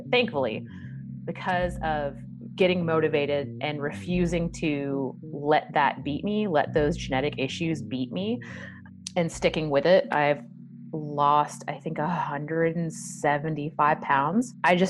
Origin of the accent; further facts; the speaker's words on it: the South, United States; You know, I'm from the South, so biscuits with every meal. We drink a lot of sweet tea.